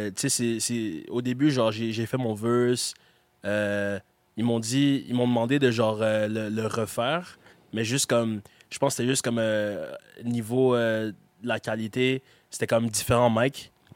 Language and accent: French; Gatineau, Quebec, Canada; je suis québécois. Ouais. Like, c'est, genre, j'ai grandi ici, je suis québécois